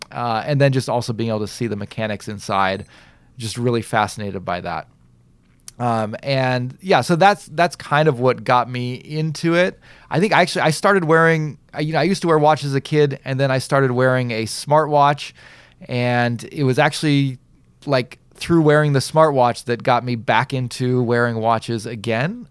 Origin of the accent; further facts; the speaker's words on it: Southern California, United States; now in Japan; I'm from such and such a town, Southern California